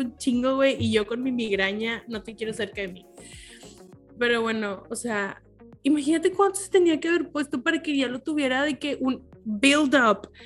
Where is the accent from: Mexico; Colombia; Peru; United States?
Mexico; somos de México